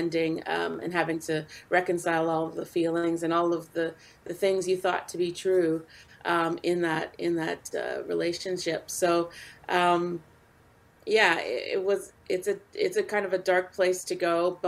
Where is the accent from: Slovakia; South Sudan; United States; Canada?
Canada; I also am involved in a music festival here in my hometown